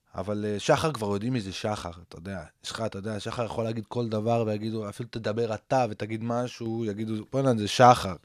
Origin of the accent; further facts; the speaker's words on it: Safed, Northern District, Israel; גדלתי בצפת